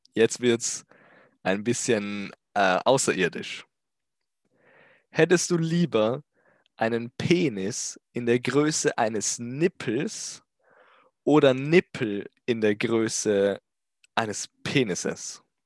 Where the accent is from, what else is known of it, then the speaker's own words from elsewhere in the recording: Austria; Ich komme außerdem aus Österreich